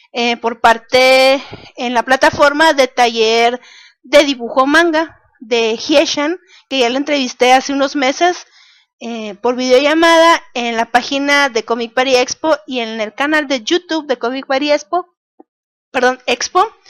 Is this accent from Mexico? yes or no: yes; Mexicali, Baja California, Mexico; soy de Mexicali, Baja California